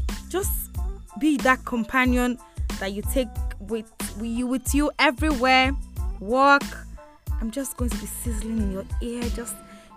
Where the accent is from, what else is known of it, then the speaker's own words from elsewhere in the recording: Imo, Nigeria; also born or lived in Ogun State; I'm from Imo State, Abomise local government